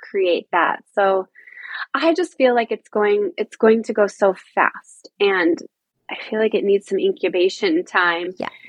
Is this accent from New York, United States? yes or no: no; Boulder, Colorado, United States; moved away as an adult; also born or lived in Caribbean; I was from Boulder, Colorado, like a a natural organic hippie town